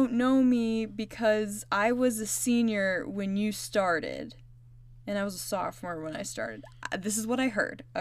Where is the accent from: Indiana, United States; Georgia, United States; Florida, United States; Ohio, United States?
Indiana, United States; me and Shelby are from Indiana.